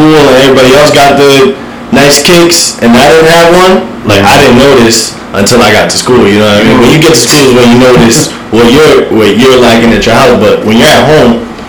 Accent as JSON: {"language": "English", "town": "Somerset", "region": "New Jersey", "country": "United States", "tie": "born or raised there", "said": "So, I grew up right here in Somerset. I've been through all the Somerset schools from kindergarten all the way to high school till I graduated."}